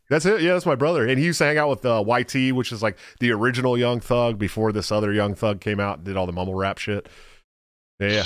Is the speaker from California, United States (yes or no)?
yes; the Bay Area, California, United States; I'm from the Bay